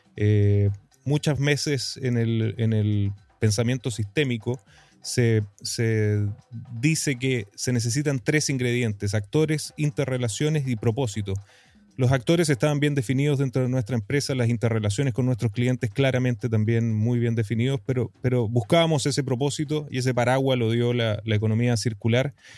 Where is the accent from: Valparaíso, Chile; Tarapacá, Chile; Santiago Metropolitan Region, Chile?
Tarapacá, Chile; Iquique; moved away as an adult; also born or lived in United States; yo soy un iquiqueño, tarapaqueño, eh, nativo aquí del desierto más árido del mundo, en el norte de Chile, el desierto de Atacama, en mi maravillosa región de Tarapacá, en mi querida ciudad de Iquique. Eh, nacido, criado y retornado a esta linda ciudad